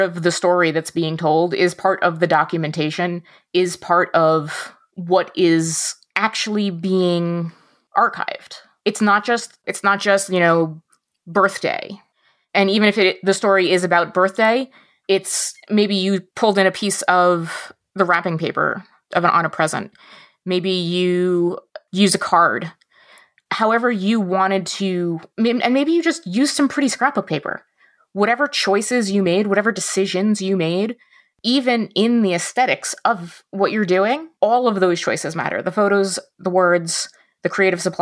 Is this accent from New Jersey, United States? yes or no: yes; New Jersey, United States; now in Michigan, United States; And I grew up in North Jersey, right outside New York City. And now I live in the middle of Michigan.